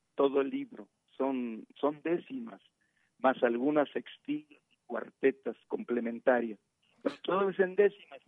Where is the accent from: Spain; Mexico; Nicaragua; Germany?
Mexico; como mexicanos